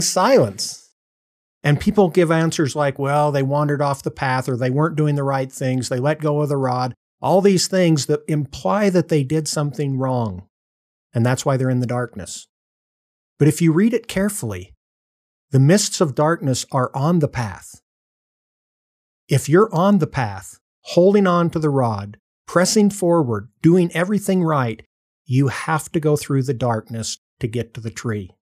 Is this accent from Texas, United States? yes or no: no; Morgan, Utah, United States; also born or lived in California / New Jersey; they moved back to Morgan, Utah, w, rural Utah, uh, where they'd both been born and raised, and that's where I pretty much grew up